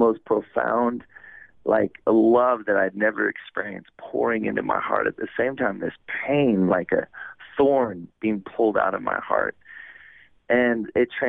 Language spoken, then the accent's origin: English; California, United States; moved away; also born or lived in Oregon / Hawaii; I was born in California, and I was raised there on the west coast of the United States and California and then Oregon